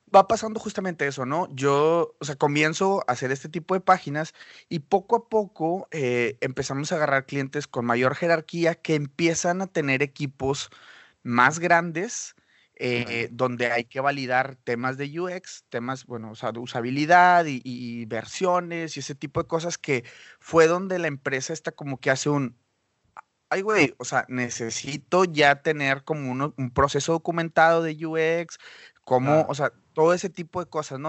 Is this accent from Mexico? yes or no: yes; Mexico; moved away as an adult; also born or lived in Monterrey; now in Vancouver, Canada; yo soy diseñador mexicano